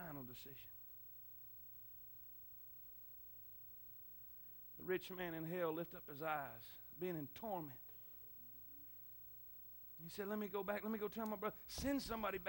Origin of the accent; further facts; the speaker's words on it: Florida, United States; moved away; I'm from Florida